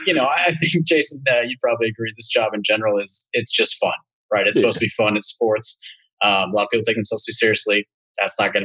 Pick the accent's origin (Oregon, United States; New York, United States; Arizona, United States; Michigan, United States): Oregon, United States; also born or lived in Boston / Bay Area; now in Chicago, United States; I'm from Oregon, and then moved to Boston